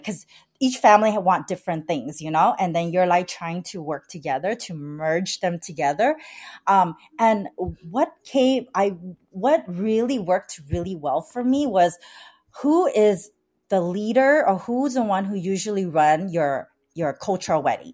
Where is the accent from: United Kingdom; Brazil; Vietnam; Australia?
Vietnam; now in San Gabriel Valley, United States; I was like born, I was born in Vietnam. My parents are Chinese descendant in Vietnam